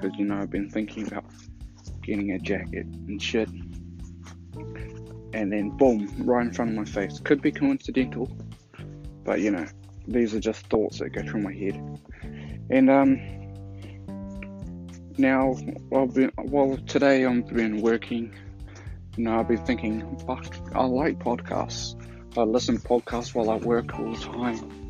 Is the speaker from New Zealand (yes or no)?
yes; New Zealand; I'm from New Zealand, and this is a nice country to live